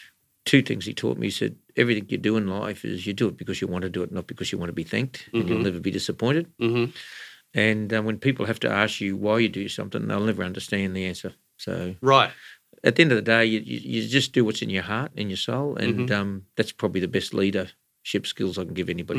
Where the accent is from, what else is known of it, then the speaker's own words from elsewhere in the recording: Ipswich, Queensland, Australia; also born or lived in Brisbane; I was born in Brisbane, but mm-hmm. They came to Ipswich before my first birthday. Right. So I've been here all my life. I've okay. celebrated every birthday here.